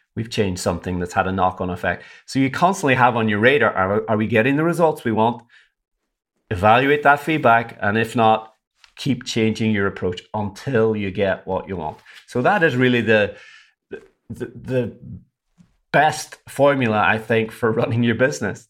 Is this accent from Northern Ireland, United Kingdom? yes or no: yes; Derry, Northern Ireland, United Kingdom; moved away; I'm from Derry in Northern Ireland